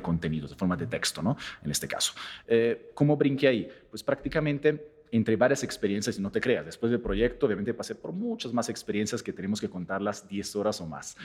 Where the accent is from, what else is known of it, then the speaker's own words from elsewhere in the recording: Italy; now in Mexico; yo vengo de otro país, por supuesto, en este caso, vengo de Italia